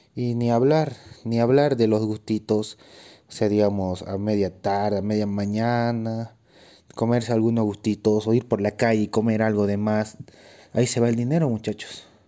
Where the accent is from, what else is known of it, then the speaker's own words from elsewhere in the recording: Bolivia; also born or lived in Cochabamba, Bolivia; yo soy un atleta boliviano. vivo en Bolivia, pero en el departamento de Cochabamba.